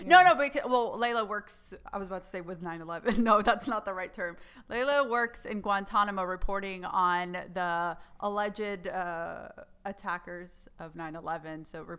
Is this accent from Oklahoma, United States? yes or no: no; Alabama, United States; Alabama, where I grew up?